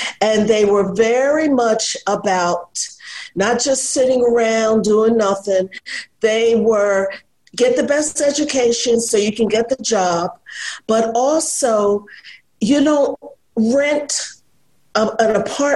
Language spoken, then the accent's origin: English; Philadelphia, Pennsylvania, United States; I was born and raised in Philadelphia